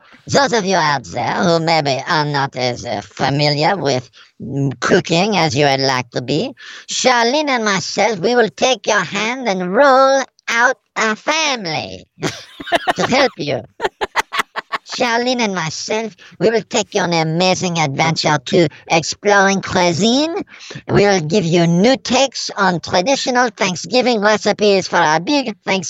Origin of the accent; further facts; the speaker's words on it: Paris, Île-de-France, France; Yes, this is true. I'm from Paris.